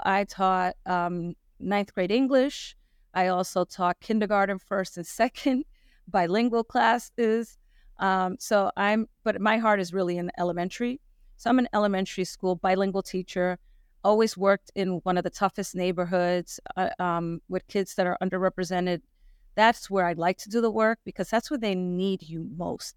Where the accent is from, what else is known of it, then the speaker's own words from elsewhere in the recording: New York City, New York, United States; moved away as an adult; now in Rhode Island, United States; I was born and raised in New York City